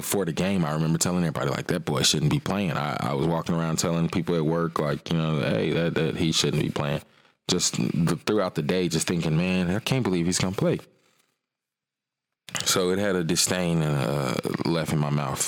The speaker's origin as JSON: {"language": "English", "town": "Atlanta", "region": "Georgia", "country": "United States", "tie": "born or raised there", "also_born_or_lived": "South Fulton, Georgia", "said": "I live in South Fulton, but I was born in Atlanta"}